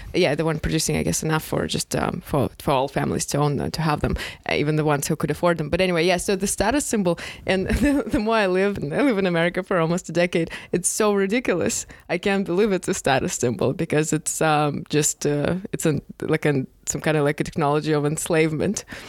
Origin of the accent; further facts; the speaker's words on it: Moscow, Russia; moved away; growing up in Moscow, which is like megapolis, there you can definitely live without a car